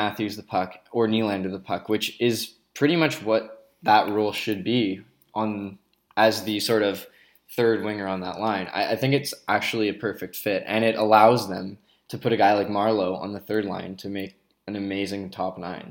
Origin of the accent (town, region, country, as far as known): Ottawa, Ontario, Canada; born or raised there; also born or lived in Vancouver